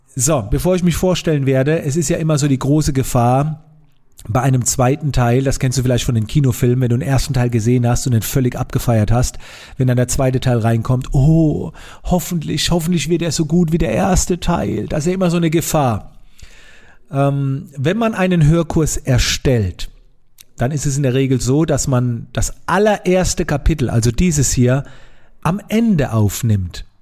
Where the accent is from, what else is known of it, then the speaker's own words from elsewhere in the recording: Germany; wie ich herkomme in Monheim